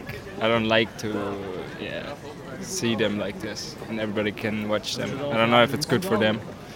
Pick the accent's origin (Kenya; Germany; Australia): Germany; moved away as an adult; now in Amsterdam, Netherlands; No, I'm from Germany. I just study here.